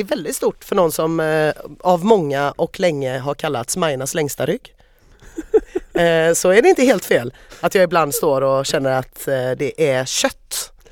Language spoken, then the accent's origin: Swedish; Sweden; jag är svensk